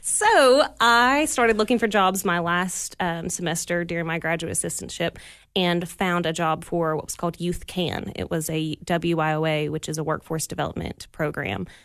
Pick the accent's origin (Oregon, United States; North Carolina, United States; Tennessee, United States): Tennessee, United States; Pigeon Forge; I was born and raised in Pigeon Forge